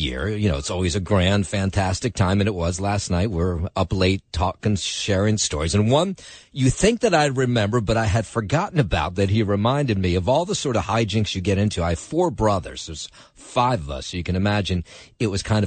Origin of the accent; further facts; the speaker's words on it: Trenton, New Jersey, United States; now in New York City, United States; my hometown of Trenton, New Jersey